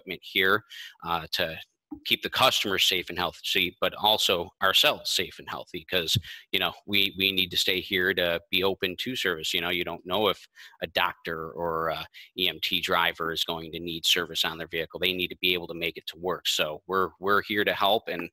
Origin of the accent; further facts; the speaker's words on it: Kenmore, New York, United States; I grew up in Kenmore, so I know the people, I know the area